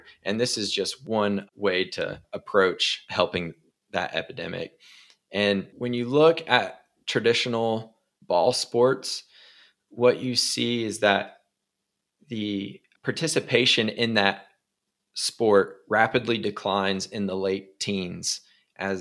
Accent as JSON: {"language": "English", "town": "Beckley", "region": "West Virginia", "country": "United States", "tie": "born or raised there"}